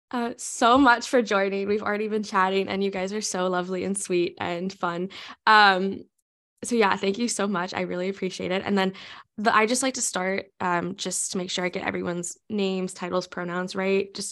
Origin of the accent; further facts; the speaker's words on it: United States; accent: American; I know I have an American accent and I cannot roll my R's.